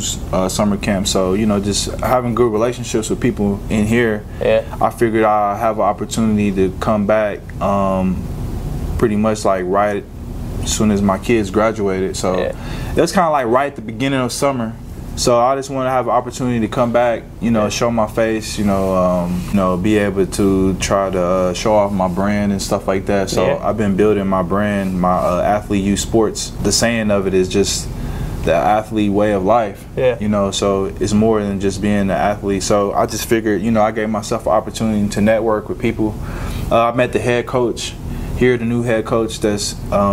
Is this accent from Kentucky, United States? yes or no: yes; Lexington, Kentucky, United States; moved away as an adult; now in Jacksonville, United States; I grew up in Winburn, so man, it's just kind of surreal just coming back here and giving back